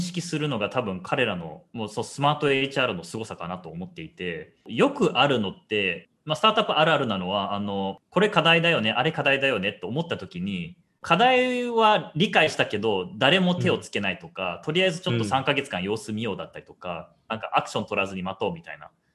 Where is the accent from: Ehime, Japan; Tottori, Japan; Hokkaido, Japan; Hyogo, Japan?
Hyogo, Japan; Kobe; moved away as an adult; also born or lived in Osaka / United States; 大阪生まれ神戸育ち